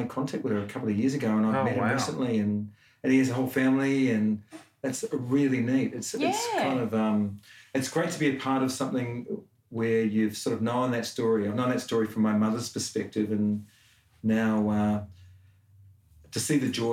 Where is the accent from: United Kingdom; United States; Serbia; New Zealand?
New Zealand; Auckland; moved away as an adult; now in Australia; I grew up in South Auckland, which is an outer suburb of Auckland City.